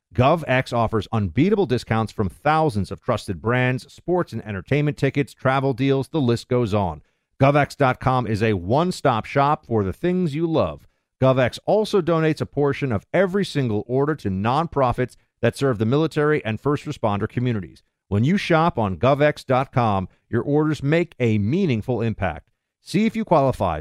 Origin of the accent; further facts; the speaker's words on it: United States; as an American